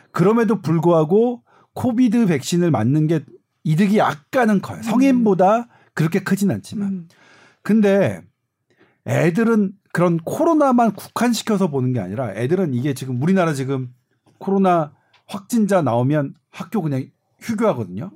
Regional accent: Seoul, South Korea; 저는 뭐냐면 서울이라고 좀 여기 뭐 저 강북이거든요. 서울에

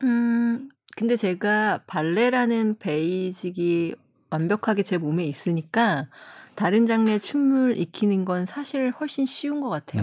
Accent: South Korea; 저도 한국 사람이라

